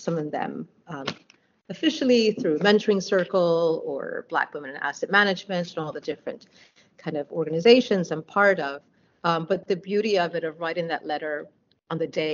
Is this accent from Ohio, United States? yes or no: no; New York, United States; as a New Yorker